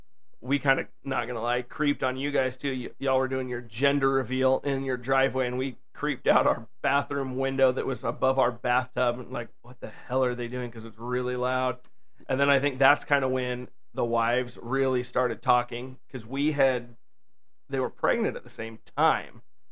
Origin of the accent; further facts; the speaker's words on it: Pacific Northwest, United States; I grew up here in the Pacific Northwest rooting for Seattle sports teams.